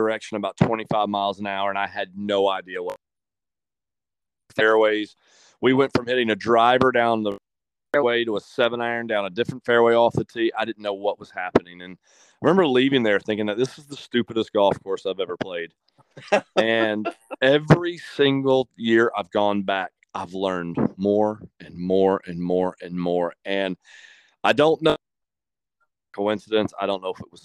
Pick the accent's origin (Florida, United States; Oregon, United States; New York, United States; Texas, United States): Florida, United States; Ponte Vedra Beach; I grew up in Ponte Vedra